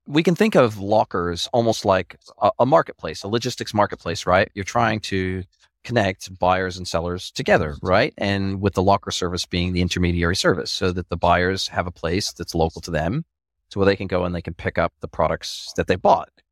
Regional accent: Southern California, United States; moved away; I was raised in Southern California

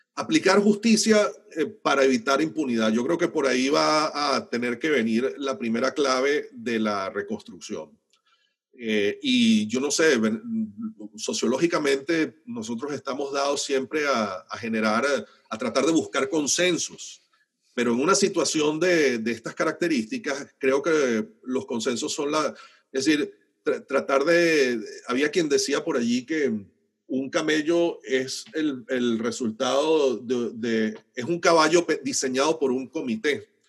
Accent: Venezuela; los venezolanos vamos a tener que resolver

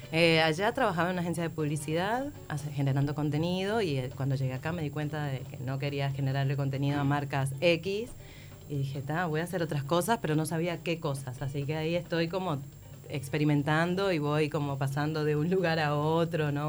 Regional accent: Venezuela; moved away as an adult; now in Montevideo, Uruguay

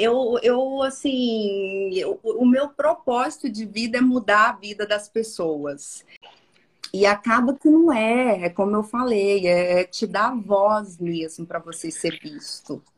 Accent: Minas Gerais, Brazil; eu sou mineira, né? Eu sou mineira do interior.

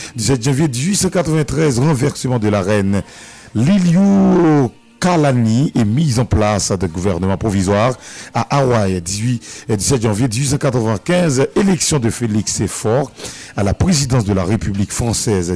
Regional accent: Bombardopolis, Nord-Ouest, Haiti; Ma ville natale, Bombardopolis

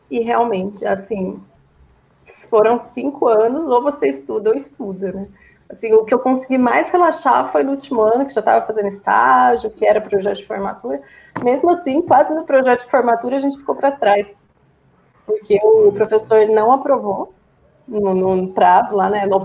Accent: São Bernardo do Campo, São Paulo, Brazil; now in Campinas, Brazil; Eu sou de São Bernardo, né? Eu fiquei a vida toda aí. Só depois que eu casei que eu fui para São Paulo e é hoje estou em Campinas.

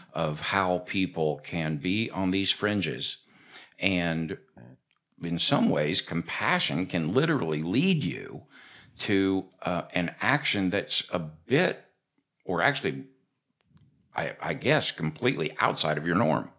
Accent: Florida, United States; when I was a kid growing up in Florida

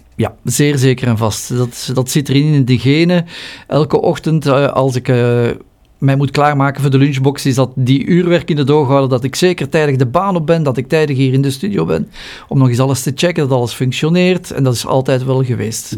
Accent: Flanders, Belgium; hier bij ons in Vlaanderen

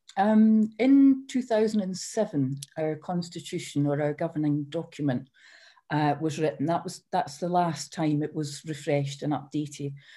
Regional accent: Edinburgh, Scotland, United Kingdom; also born or lived in Fife; I was born in Edinburgh

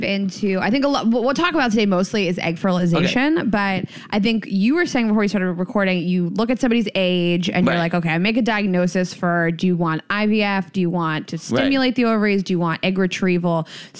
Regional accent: Midwest, United States; also born or lived in South; especially like growing up in the Midwest and the South.

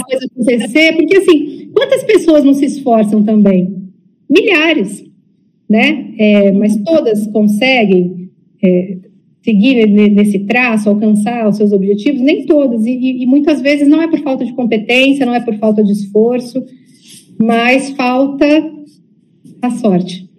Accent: São Paulo, Brazil; moved away as an adult; also born or lived in Amazon; Ao mesmo tempo que eu nasci em São Paulo, sou filha de pais nordestinos

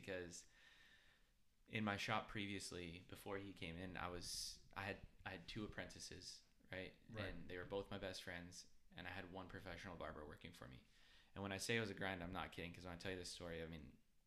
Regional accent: Chandler, Arizona, United States; I grew up in Chandler, Arizona. So I went to high school there. I had deep roots

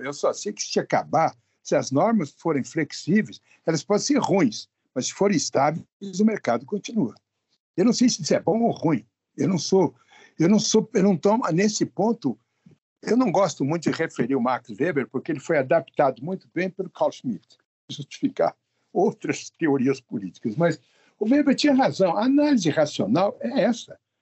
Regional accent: São Paulo, Brazil; eu sou paulista aqui

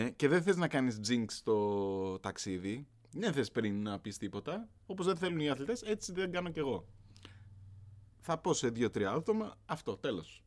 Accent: Greece

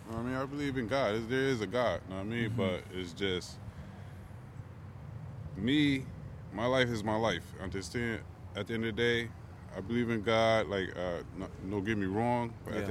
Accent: New Haven, Connecticut, United States; now in Meriden, United States; I'm originally from New Haven, but I just moved out here due to my job because it's closer. Because I work in North Haven

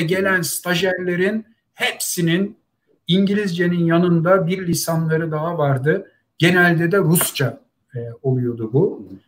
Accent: Ankara, Turkey; moved away as an adult; now in United States; geldiğim geçmiş Ankara'da büyüdüğüm mahalleyle

